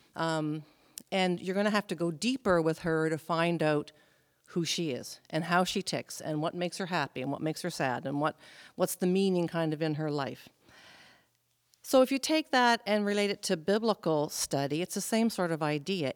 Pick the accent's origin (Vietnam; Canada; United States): Canada; Prince Edward Island; moved away as an adult; also born or lived in New Brunswick / Alberta / British Columbia; I was born in New Brunswick. We moved to Prince Edward Island when I was 10.